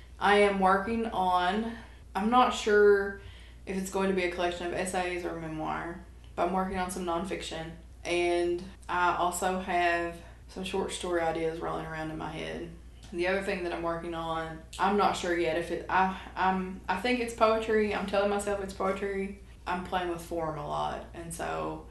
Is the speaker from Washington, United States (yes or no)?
no; Beattyville, Kentucky, United States; now in Lexington, United States; we're both from Appalachia